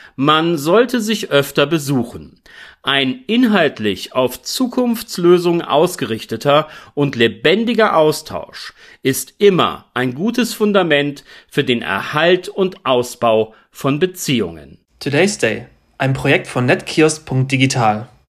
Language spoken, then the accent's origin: German; Celle, Lower Saxony, Germany; meine Geburtsstadt Celle